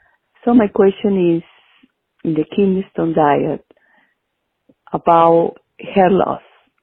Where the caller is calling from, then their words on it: Hawaii, United States; I'm calling from Hawaii.